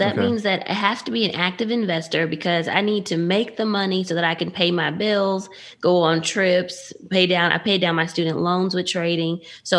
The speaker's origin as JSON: {"language": "English", "town": "Dallas", "region": "Texas", "country": "United States", "tie": "born or raised there", "said": "I grew up in Dallas area. I went to Bowie."}